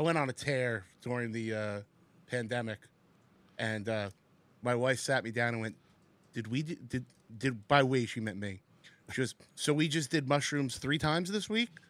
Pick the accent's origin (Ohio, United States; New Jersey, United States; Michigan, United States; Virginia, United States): New Jersey, United States; Secaucus; I grew up in Sea Caucus, right outside of the city